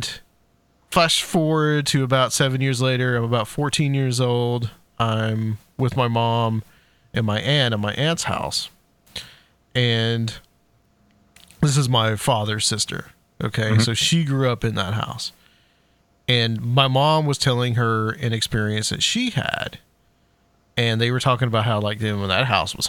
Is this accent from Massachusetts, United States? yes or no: no; Chattanooga, Tennessee, United States; now in Nashville, United States; I'm live in Nashville now. I'm from Chattanooga